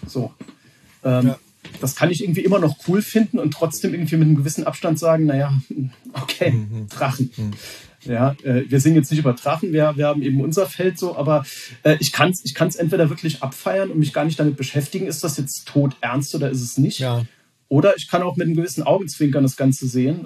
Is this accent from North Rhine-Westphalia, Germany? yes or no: no; Saarland, Germany; als gebürtiger Saarländer